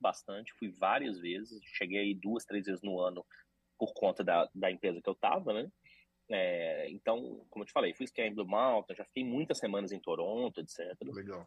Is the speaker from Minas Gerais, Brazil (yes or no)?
yes; Belo Horizonte, Minas Gerais, Brazil; moved away as an adult; now in Canada; sou mineiro de Belo Horizonte